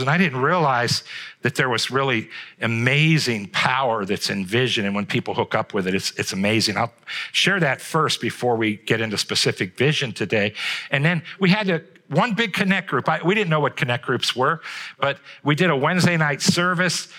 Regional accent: Trumbull County, Ohio, United States; I grew up here in Trumbull County

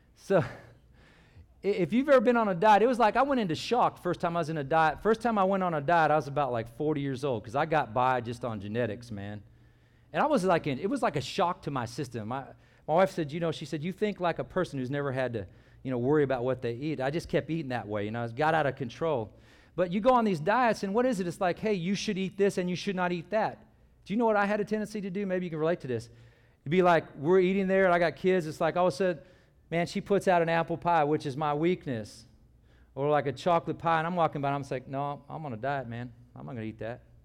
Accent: California, United States; moved away as an adult; when I grew up, I grew up in California

